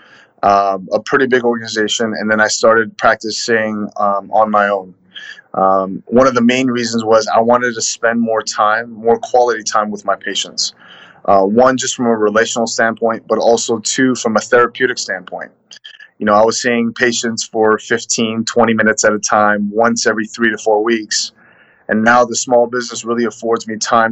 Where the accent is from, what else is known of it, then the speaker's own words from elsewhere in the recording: Los Angeles, California, United States; I'm a born and raised Southern California kid, Los Angeles.